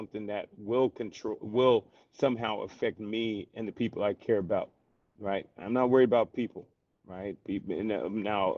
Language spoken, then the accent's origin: English; the South, United States; I'm from the South, bro. It's been here all my life.